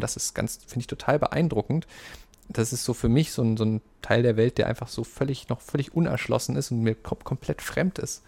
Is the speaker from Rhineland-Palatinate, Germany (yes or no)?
no; Saxony, Germany; ich komme aus Sachsen